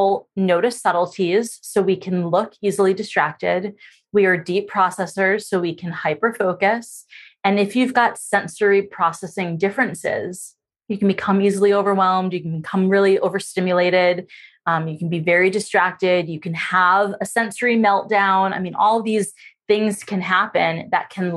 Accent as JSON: {"language": "English", "region": "New York", "country": "United States", "said": "I'm actually from New York"}